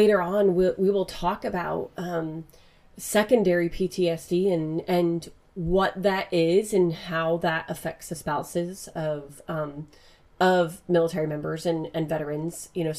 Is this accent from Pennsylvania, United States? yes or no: yes; Pennsylvania, United States; I'm from Pennsylvania